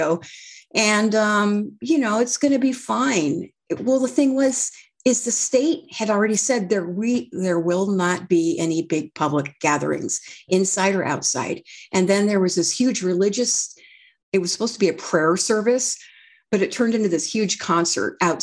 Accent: Redding, California, United States; when I grew up in Redding, it was a heavily Democrat

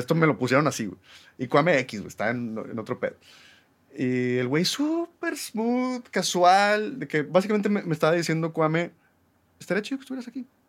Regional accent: Monterrey, Nuevo León, Mexico; also born or lived in New York; somos regios, mexicanos o latinoamericanos

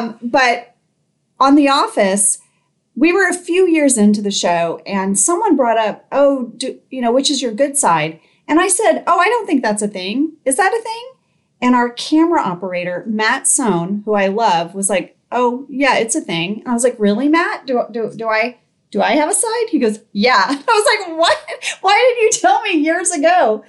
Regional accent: Indonesia; I grew up in Indonesia.

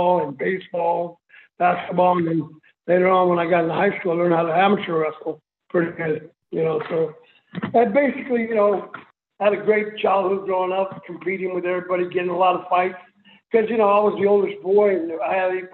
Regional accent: California, United States; also born or lived in El Paso, Texas; my mom put us to work in the fields of California. That's why we moved from El Paso to California

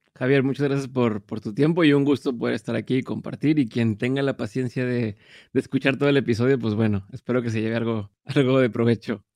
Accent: Monterrey, Nuevo León, Mexico; soy de Monterrey, vivo en Monterrey

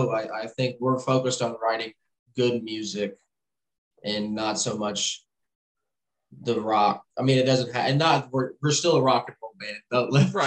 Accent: Louisville, Kentucky, United States; I'm from Louisville, that's where I live. So I'm kind of like right on the line of Kentucky.

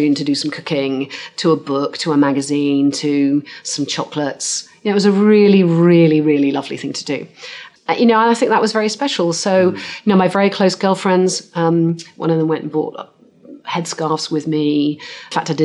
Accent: Cornwall, South West England, United Kingdom; I grew up in Cornwall

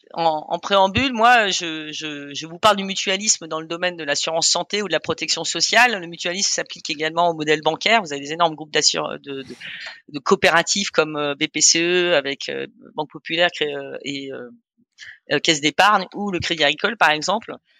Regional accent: Germany; also born or lived in Austria; now in France; je suis né en Allemagne de mère autrichienne et j'ai grandi en fait entre l'Allemagne et l'Autriche.

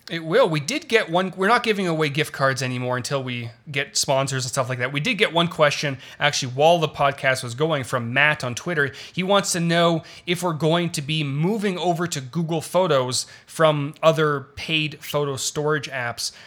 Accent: Toronto, Ontario, Canada; moved away as an adult; also born or lived in Los Angeles; I was born in Toronto, lived there for twenty-two years.

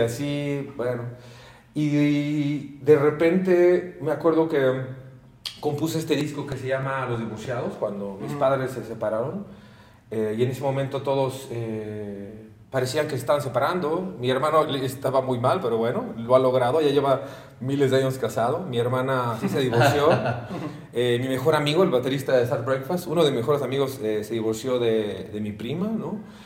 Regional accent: Mexico; soy mexicano a muerte

